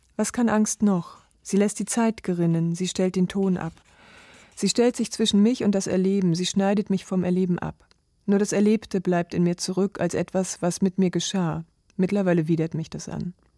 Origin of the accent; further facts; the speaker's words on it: Mecklenburg-Vorpommern, Germany; now in Leipzig, Germany; Und ich bin gebürtige Mecklenburgerin